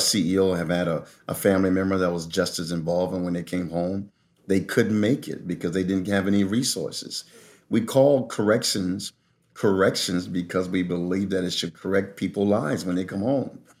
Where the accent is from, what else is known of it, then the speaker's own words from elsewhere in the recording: Philadelphia, Pennsylvania, United States; I grew up there, uh, in Philadelphia